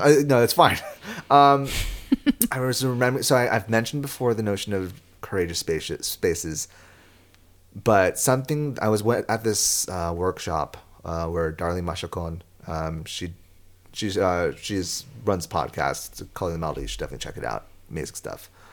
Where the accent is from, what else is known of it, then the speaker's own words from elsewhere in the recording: San Diego, California, United States; I'm from San Diego